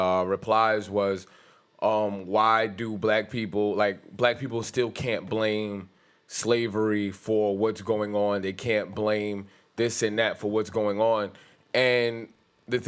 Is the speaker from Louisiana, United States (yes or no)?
no; New York City, New York, United States; I was born in Brownsville.